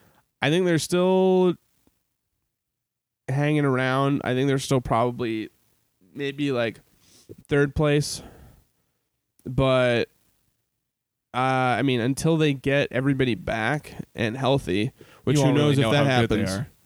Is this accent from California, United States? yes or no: no; St. Louis, Missouri, United States; I was born in St. Louis.